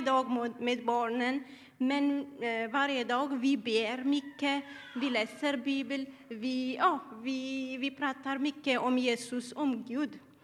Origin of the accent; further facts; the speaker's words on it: Eritrea; Swedish is a second language; now in Sweden; Jag kommer eh, från Eritrea